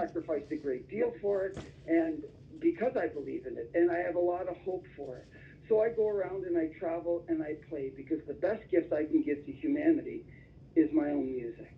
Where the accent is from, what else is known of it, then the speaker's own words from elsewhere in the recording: Toronto, Ontario, Canada; moved away as an adult; now in Simpsonville, United States; Originally from Toronto, Canada, so I'm Canadian by birth and I, I moved to the states